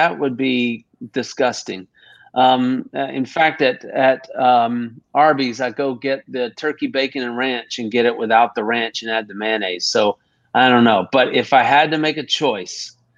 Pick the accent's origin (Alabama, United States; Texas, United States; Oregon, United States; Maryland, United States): Texas, United States; now in Augusta, United States; my Texas roots, you know, because I'm a Texan